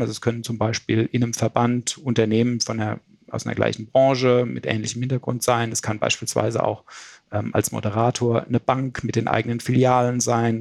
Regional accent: Frankfurt, Hesse, Germany; ich komme aus der Gegend von Frankfurt

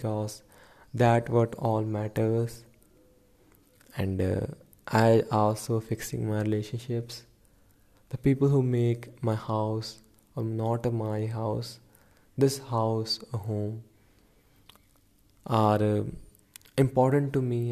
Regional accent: India; I'm from India

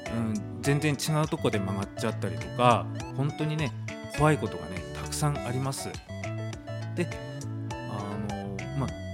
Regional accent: Tomakomai, Hokkaido, Japan; 苫小牧生まれ、苫小牧育ちです

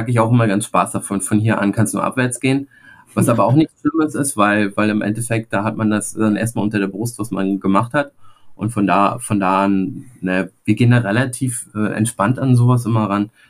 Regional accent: Rostock, Mecklenburg-Vorpommern, Germany; als Rostocker hier in Rostock äh, ist das schon eine coole, geile Sache

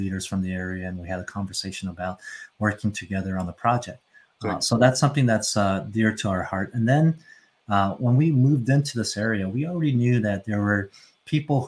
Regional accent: United States; we grew up in the States

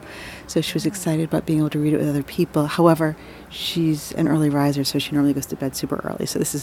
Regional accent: Miami Beach, Florida, United States; moved away; the state of Florida, which is where I'm from originally.

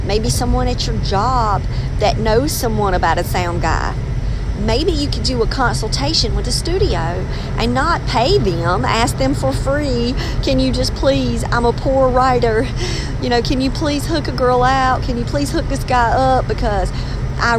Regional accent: North Carolina, United States; accent: North Carolina; I sound like I'm from North Carolina

